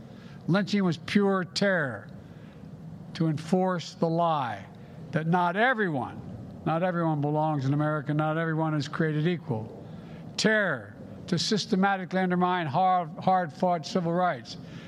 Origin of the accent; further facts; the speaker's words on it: Delaware, United States; a Delawarean from my home state